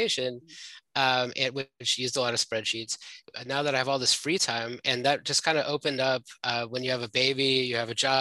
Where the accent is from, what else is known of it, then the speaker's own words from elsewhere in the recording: Houston, Texas, United States; now in Brooklyn, United States; I'm from Houston, Texas, and I currently live in Brooklyn, New York